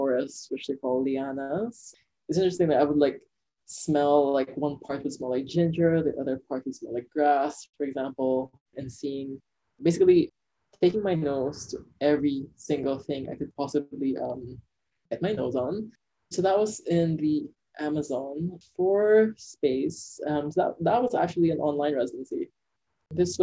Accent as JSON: {"language": "English", "country": "Philippines", "moved": "yes", "said": "I feel like it's definitely my Philippine side"}